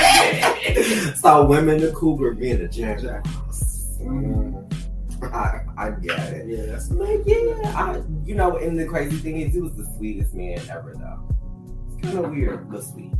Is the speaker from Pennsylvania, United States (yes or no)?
no; Detroit, Michigan, United States; moved away as an adult; also born or lived in Providence, Rhode Island; my background, where I came from, growing up in Detroit